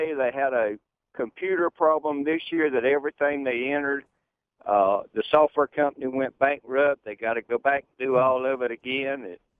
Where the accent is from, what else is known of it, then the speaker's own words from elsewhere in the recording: Jackson County, Florida, United States; I'm from Jackson County, Florida, where the Hurricane Michael just come through. We lost our cotton crop this year and half of it, Hurricane Irma last year.